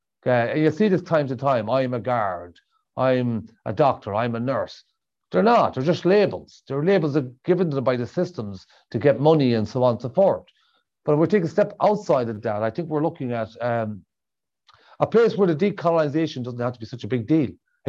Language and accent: English; Sligo, Connacht, Ireland; We come from the west of Ireland. We come from Sligo.